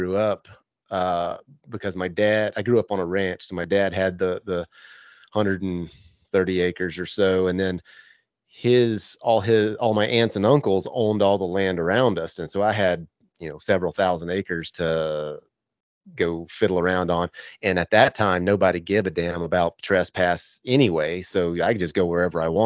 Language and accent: English; the South, United States; growing up in the South